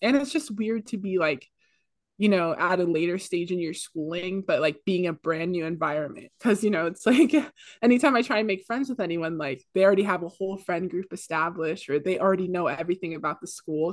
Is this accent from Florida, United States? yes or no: no; Pacifica, California, United States; moved away as an adult; now in Santa Barbara, United States; I'm from the Bay Area, but specifically Pacifica, which is, like, a small beach town ten minutes outside of San Francisco.